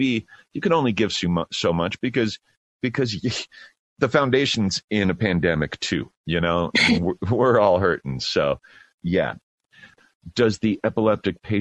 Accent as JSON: {"language": "English", "town": "Glenwood Springs", "region": "Colorado", "country": "United States", "tie": "born or raised there", "moved": "yes", "said": "my hometown of Glenwood"}